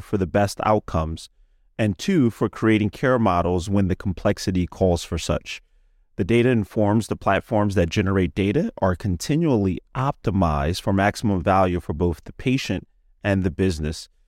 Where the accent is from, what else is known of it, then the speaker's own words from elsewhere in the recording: Philadelphia, Pennsylvania, United States; I'm from Philadelphia, Pennsylvania.